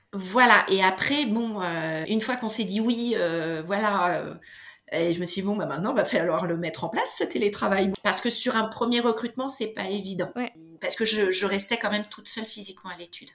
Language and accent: French; Beauvais, Hauts-de-France, France; Beauvais, c'est là où j'ai grandi